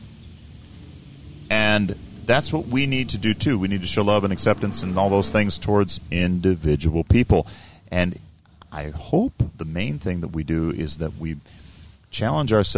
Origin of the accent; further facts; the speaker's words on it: Sioux Falls, South Dakota, United States; where I'm from Sioux Falls